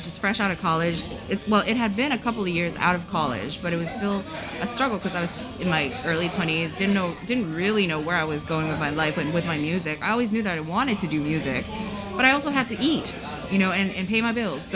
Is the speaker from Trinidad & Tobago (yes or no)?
no; Japan; moved away; I was born and raised in Japan